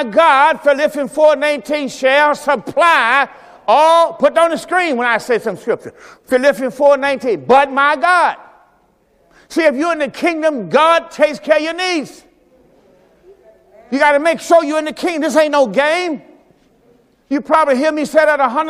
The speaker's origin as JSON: {"language": "English", "region": "Mississippi", "country": "United States", "tie": "born or raised there", "moved": "as an adult", "said": "I'm from the South. I'm from Mississippi. I'm from the plantation. I'm from the cotton field."}